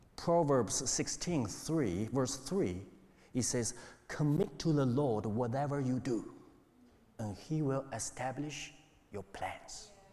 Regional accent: China; English is a second language; moved away as an adult; also born or lived in Hamilton, New Zealand; now in New Zealand; I came to New Zealand in 2002, 21 years ago. I'm from China

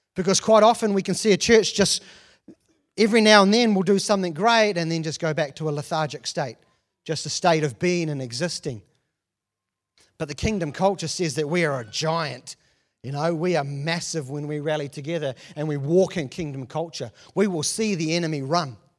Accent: New Zealand; being born and raised in New Zealand and not traveled anywhere

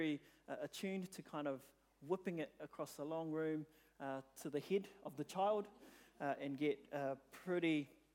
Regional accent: New Zealand; I was born in New Zealand

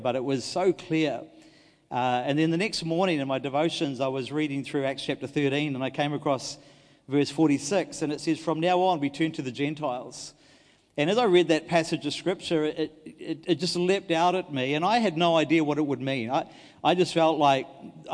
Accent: Dunedin, Otago, New Zealand; moved away; I was from Dunedin

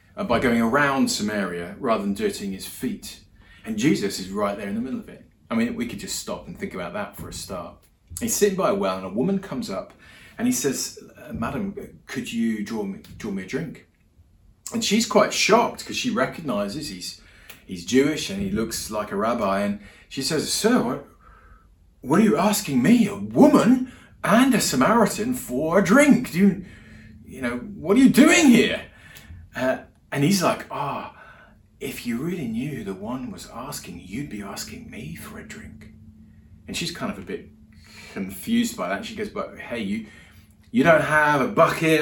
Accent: England, United Kingdom; moved away as an adult; also born or lived in Europe; now in New Zealand; I'm English. I live in New Zealand, been here about a year now.

